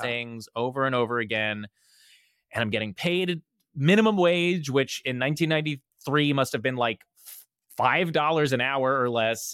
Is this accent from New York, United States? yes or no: no; New Jersey, United States; I'm from New Jersey